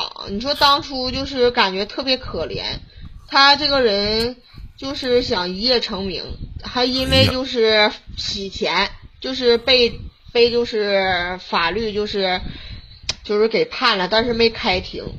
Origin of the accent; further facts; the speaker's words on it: Harbin, Heilongjiang, China; 哈尔滨。